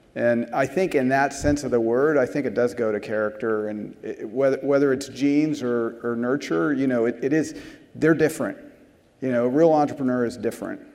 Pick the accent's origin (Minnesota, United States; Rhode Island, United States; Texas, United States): Texas, United States; San Antonio; I was from San Antonio